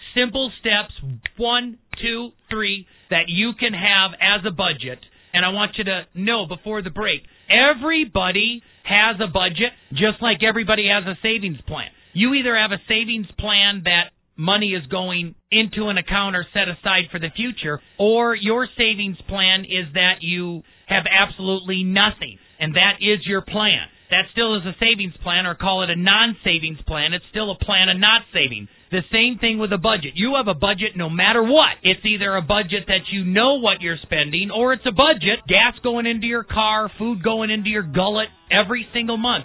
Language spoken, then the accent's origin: English; Milwaukee, Wisconsin, United States; I was born and raised in Milwaukee